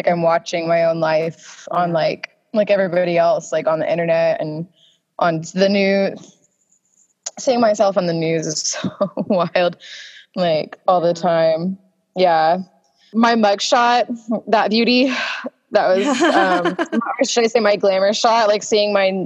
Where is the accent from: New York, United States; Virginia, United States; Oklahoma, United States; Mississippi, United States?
Oklahoma, United States; Tulsa; moved away; I was born in Tulsa on Easter in 1994, April 3rd